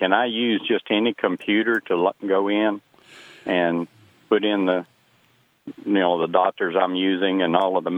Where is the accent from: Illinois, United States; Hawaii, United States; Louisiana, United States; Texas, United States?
Louisiana, United States; I'm in Arkansas visiting. I'm actually I'm from Louisiana.